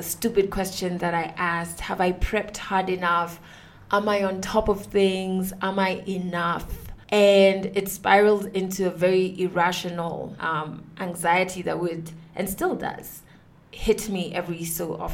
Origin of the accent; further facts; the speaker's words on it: Kenya; I am a Kenyan woman who has been on radio for the past 9 years.